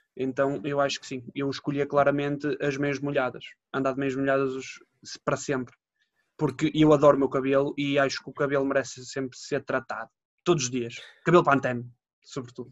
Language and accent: Portuguese; Matosinhos, Porto District, Portugal; Minha terra é a praia do povo